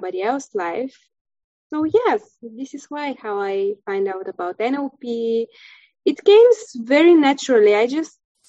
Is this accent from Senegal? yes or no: no; Bulgaria; first language Bulgarian; English is a second language; moved away as an adult; now in Krakow, Poland; I'm from Bulgaria, country in Europe. And right now I'm living in Krakow, Poland